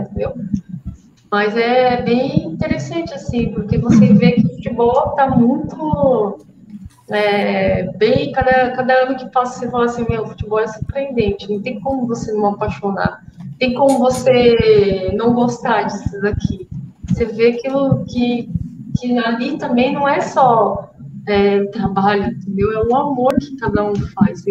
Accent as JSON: {"language": "Portuguese", "country": "Brazil", "said": "Sou brasileira"}